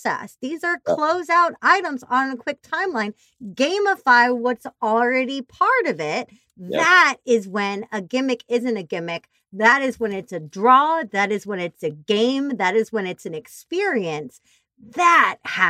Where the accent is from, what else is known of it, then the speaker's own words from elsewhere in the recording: Missouri, United States; moved away; I'm from Missouri originally